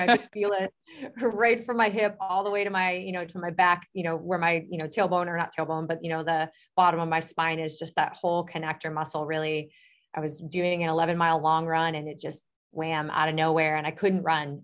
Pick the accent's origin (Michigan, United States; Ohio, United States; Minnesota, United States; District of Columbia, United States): Ohio, United States; Medina; I am actually, uh, from Medina, Ohio, which is about a half hour south of Cleveland